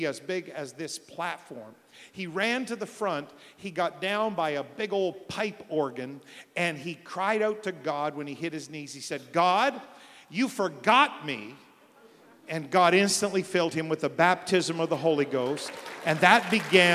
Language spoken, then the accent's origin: English; New Brunswick, Canada; I'm from New Brunswick, Canada.